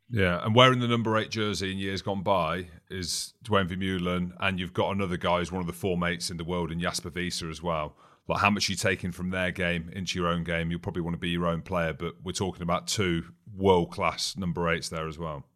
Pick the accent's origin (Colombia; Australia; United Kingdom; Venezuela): United Kingdom; Coventry, West Midlands; I grew up in Coventry.